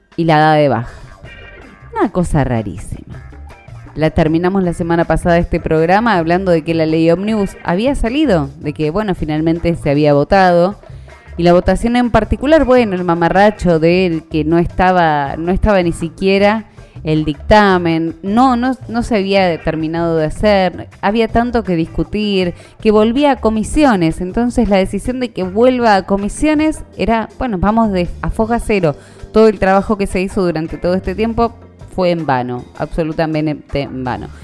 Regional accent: Argentina

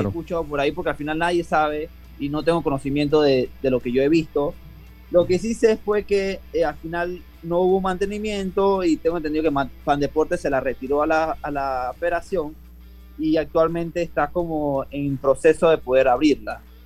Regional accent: Panama; yo ser selección nacional, campeón en mi país con los récords de 50 y 100 metros libres

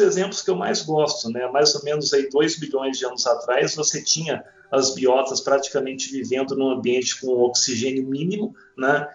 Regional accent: interior of Minas Gerais, Brazil; eu sou do interior de Minas

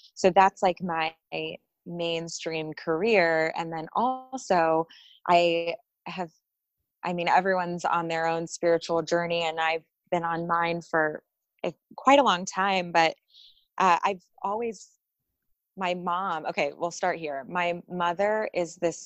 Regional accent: Folsom, California, United States; moved away; I grew up in California outside of Sacramento

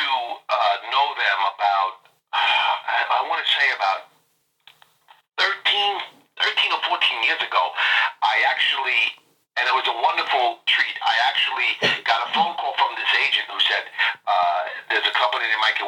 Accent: New York City, New York, United States; I'm from Queens, New York

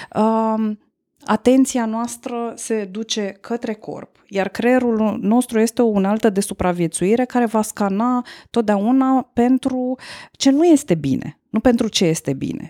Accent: Romania; noi, ca români

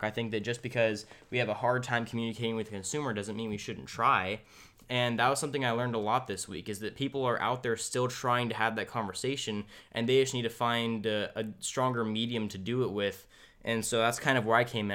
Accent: California, United States; we're, we're from California

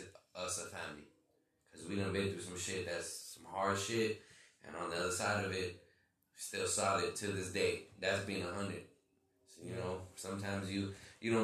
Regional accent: Milwaukee, Wisconsin, United States; I'm from Milwaukee, Wisconsin

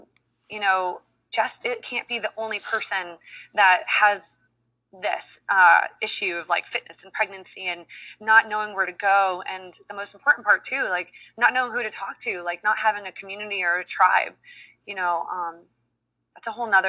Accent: Dominican Republic; born there; You know, I have a Dominican background. I was born in Dominican Republic. And so those roots are really important.

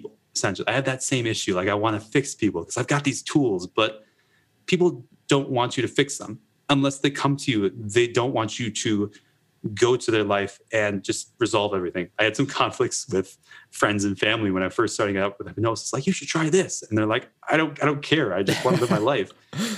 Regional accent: Wisconsin, United States; I grew up in Wisconsin

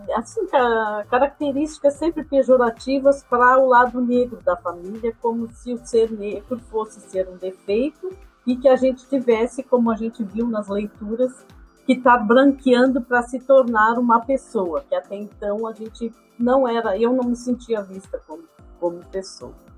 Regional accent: Pelotas, Rio Grande do Sul, Brazil; eu sempre sou pelotense, sempre morei em Pelotas

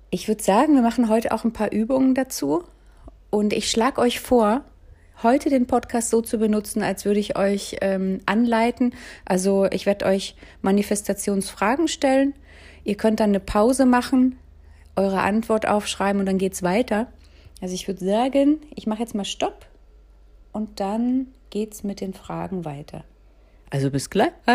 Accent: Berlin, Germany; Ich bin ja um den Helmholtzplatz, Kollwitzplatz aufgewachsen

